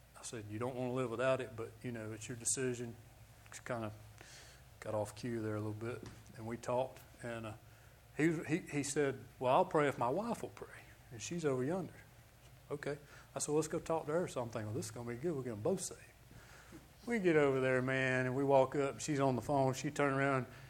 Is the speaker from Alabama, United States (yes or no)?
yes; Birmingham, Alabama, United States; I'm from Birmingham, Alabama.